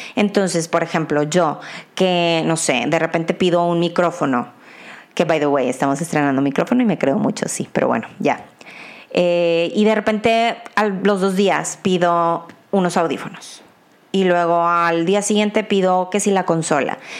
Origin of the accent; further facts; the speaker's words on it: Mexico; como mexicana y ciudadana